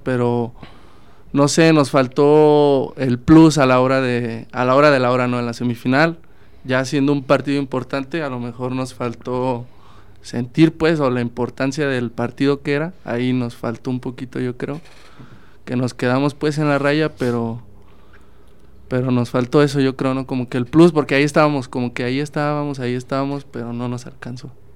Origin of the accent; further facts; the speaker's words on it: Salamanca, Guanajuato, Mexico; Yo soy de Salamanca